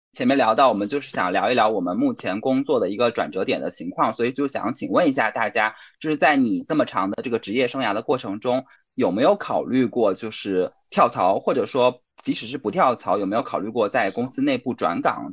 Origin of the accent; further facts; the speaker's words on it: southern China, China; now in Beijing, China; 是在北京生活的南方人